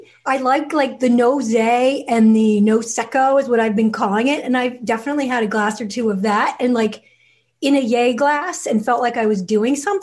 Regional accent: Ireland; I'm Irish

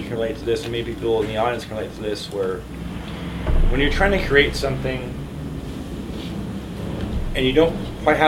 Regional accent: Prather, California, United States; growing up in Prather, Aubrey

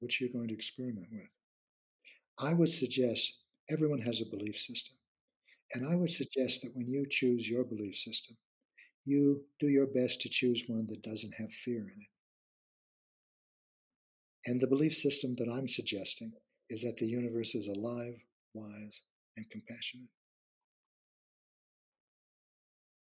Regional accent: Midwest of the United States, United States; I come from the Midwest of the United States

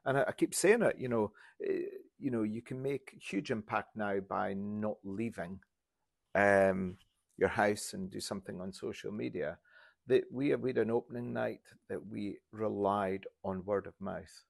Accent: Insch, Scotland, United Kingdom; also born or lived in Grimsby; I'm from Inch

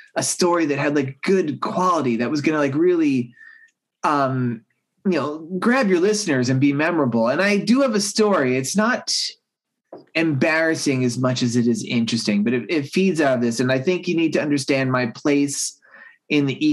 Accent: Long Island, New York, United States; I grew up on Long Island, New York, and this is during the 80s

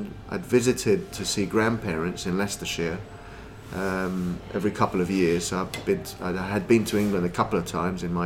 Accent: Lima, Peru; moved away; I was born in Lima, in Peru

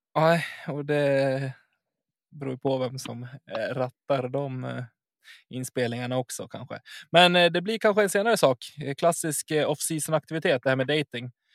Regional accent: Enviken, Dalarna County, Sweden; Det använder vi hemma hos mig, i Enviken. Eller där jag är uppvuxen

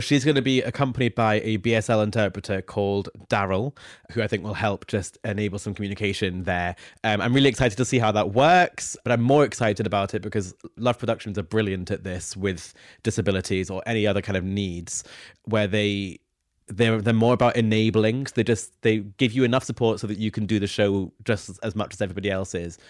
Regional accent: near Dundee, Scotland, United Kingdom; Dundee, which is literally a twenty-minute drive from my hometown

